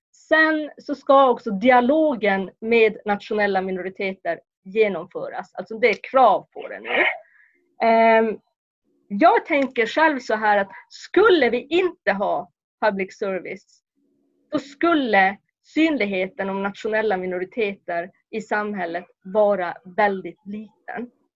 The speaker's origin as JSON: {"language": "Swedish", "area": "Kurkkio, near Lainio", "region": "Norrbotten County", "country": "Sweden", "said": "jag kommer från Kurka, en grannby till eh, Lainio"}